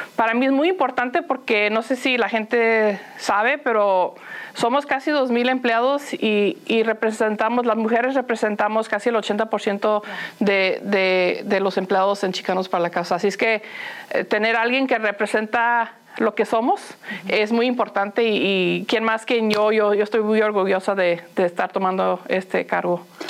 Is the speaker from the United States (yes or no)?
yes; Los Angeles, California, United States; first language Spanish; moved away; also born or lived in Phoenix, Arizona; crecí, en Los Ángeles y como mencionas, íbamos mucho a Tijuana porque ahí vivían mis abuelos